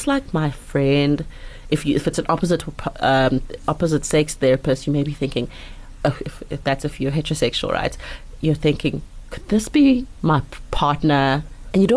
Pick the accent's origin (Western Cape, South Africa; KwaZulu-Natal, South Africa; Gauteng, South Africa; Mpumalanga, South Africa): Mpumalanga, South Africa; I grew up in Mpumalanga